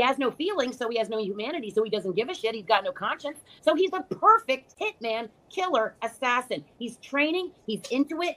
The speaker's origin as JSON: {"language": "English", "region": "New York", "country": "United States", "said": "I'm from New York"}